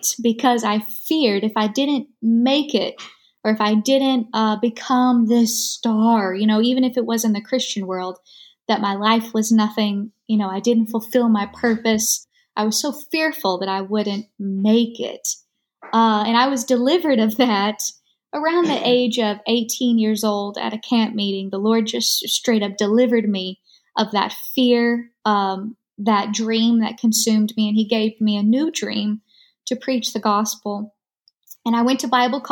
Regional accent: Greenville, Kentucky, United States; I'm from Kentucky. I'm still in Kentucky. Small town, Greenville, Kentucky is where I was born and raised

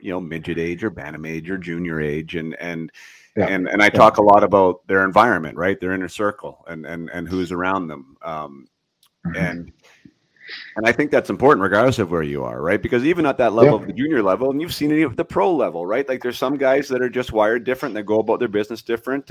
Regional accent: Vernon, British Columbia, Canada; I grew up in Vernon, right? So, you mean, you saw Vernon, like that was my home

